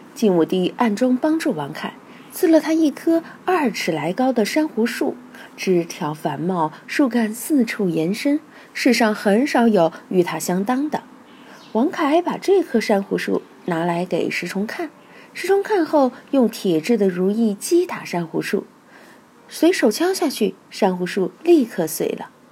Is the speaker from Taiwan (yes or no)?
no; Chengdu, Sichuan, China; moved away as an adult; also born or lived in Guangdong; 我是成都人，对味道的要求就很刁